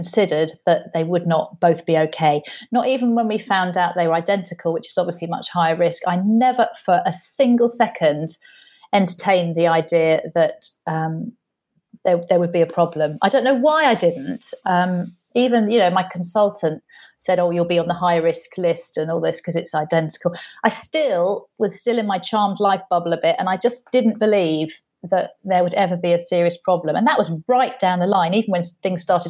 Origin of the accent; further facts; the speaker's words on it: United Kingdom; being very British and polite